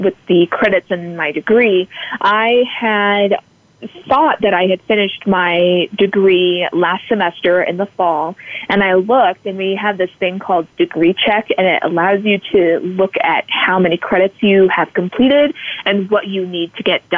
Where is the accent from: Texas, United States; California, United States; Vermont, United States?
California, United States; I grew up in California. I was born there